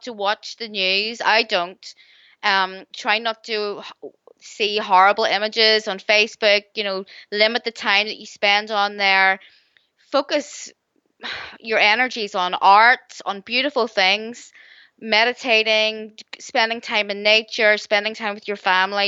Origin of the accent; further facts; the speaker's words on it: Northern Ireland, United Kingdom; growing up in Northern Ireland during the 80s